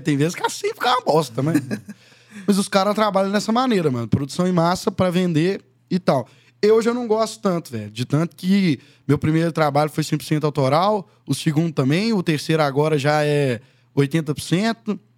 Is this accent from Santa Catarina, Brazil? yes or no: no; Conceição do Mato Dentro, Minas Gerais, Brazil; also born or lived in Belo Horizonte; sou de Conceição do Mato Dentro, Minas Gerais. É, fui nascido, criado lá, junto com a minha avó, até os 11 anos